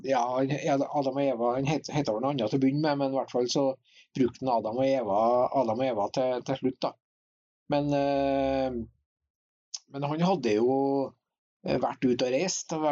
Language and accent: Norwegian; Hitra, Trøndelag, Norway; born or raised there